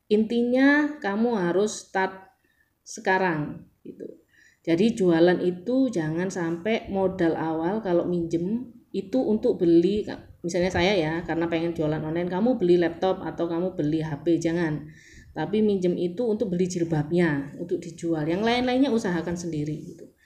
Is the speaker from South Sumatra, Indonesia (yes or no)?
no; Surabaya, East Java, Indonesia; bayangkan jadi saya dari Surabaya yang nol botol nggak ngerti digital marketing nggak ngerti uh, how to sell online atau gimana